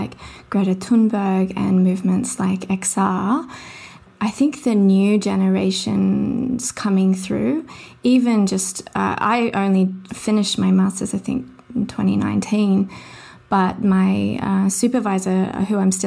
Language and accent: English; Sydney, New South Wales, Australia; I grew up in Mount Druitt in Sydney, which is sort of a low socioeconomic area